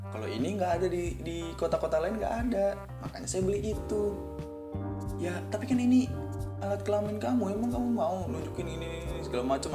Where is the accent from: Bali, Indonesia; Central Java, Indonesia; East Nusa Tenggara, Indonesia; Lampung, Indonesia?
Bali, Indonesia; kita dari Bali nih ya bu